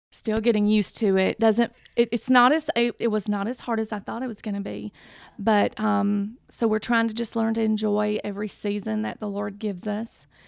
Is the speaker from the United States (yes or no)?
yes; Decatur, Alabama, United States; accent: Southern; I am actually from Decatur, Alabama